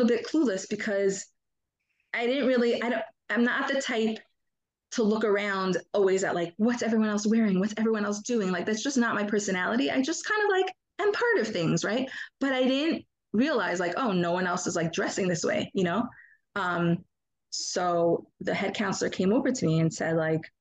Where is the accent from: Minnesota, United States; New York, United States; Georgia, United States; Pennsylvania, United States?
New York, United States; Monsey; I grew up in Muncie